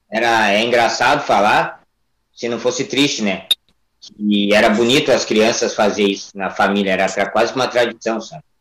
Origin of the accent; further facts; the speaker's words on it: Ibirubá, Rio Grande do Sul, Brazil; also born or lived in Porto Alegre; Eu vim de uma cidade do interior do Grande Sul, né, chamada Ibirubá. Eu vim com 14, 15 anos para Porto Alegre.